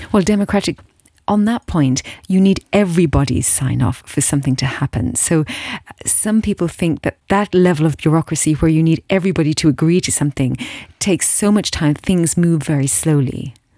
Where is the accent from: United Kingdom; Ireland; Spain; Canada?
Ireland; as an Irish person in my heart, uh, uh, and by birth